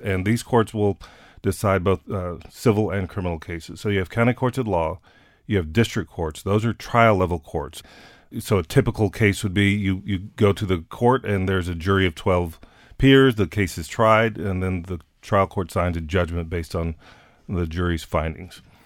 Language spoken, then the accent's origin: English; San Antonio, Texas, United States; my hometown of San Antonio